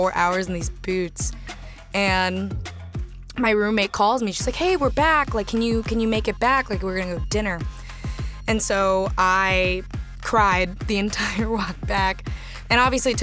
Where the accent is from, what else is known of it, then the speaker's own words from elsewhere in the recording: Texas, United States; I grew up in Texas, like middle class, overprotective Latino family